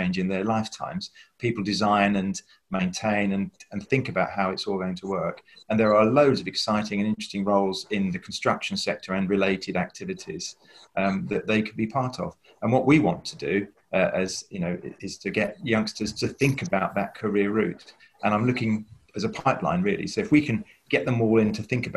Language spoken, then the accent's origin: English; London, United Kingdom; I come from East London, and there were 300 kids who started school with me at the age of 11